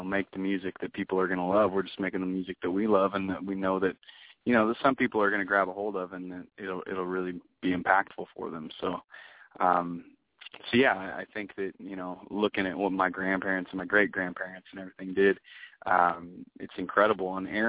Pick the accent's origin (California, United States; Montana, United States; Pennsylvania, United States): Montana, United States; Big Sandy; now in Seattle, United States; Joe and I are from a little town called Selah in central Washington, and Aaron's from a tiny little town called Big Sandy, Montana. And, you know, we grew up blue collar, you know, kind of middle America kind of feel.